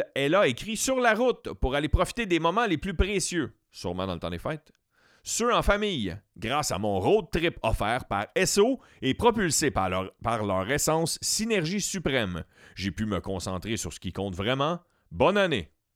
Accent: Beauharnois, Quebec, Canada; also born or lived in Saint-Hyacinthe; je suis natif de Beauharnois

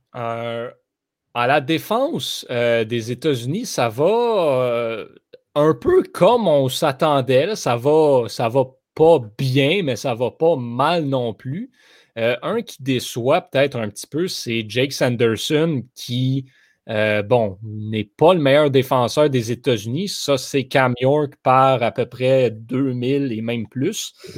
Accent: Montreal region, Quebec, Canada; nous sommes Québécois, nous sommes de la région de Montréal.

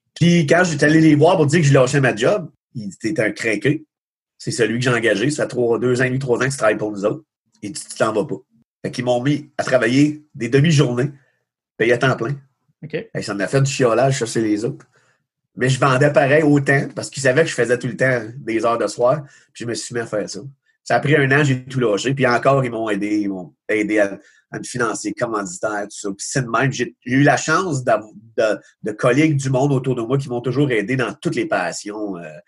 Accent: Magog, Quebec, Canada; j'étais de Magog.

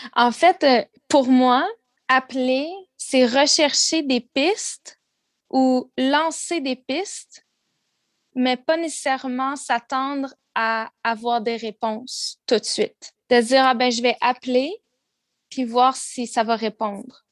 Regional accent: South Shore of Montreal, Quebec, Canada; also born or lived in Vancouver; j'ai grandi euh, sur la rive sud de Montréal

